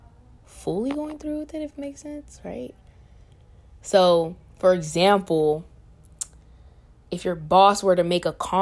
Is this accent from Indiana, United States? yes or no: no; Riverside, California, United States; now in Chico, United States; I'm from Riverside, California, and this is my first year at CSU Chico